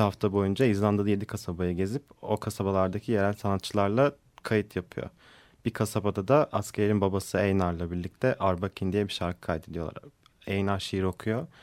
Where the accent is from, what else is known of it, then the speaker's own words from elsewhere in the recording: Samsun, Turkey; Ben de Samsun doğumluyum